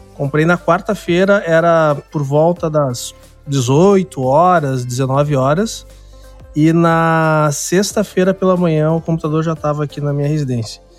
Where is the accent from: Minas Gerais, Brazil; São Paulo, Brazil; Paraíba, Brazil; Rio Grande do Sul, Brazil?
Rio Grande do Sul, Brazil; Porto Alegre; eu sou de Porto Alegre, né? Sou do extremo sul aqui do país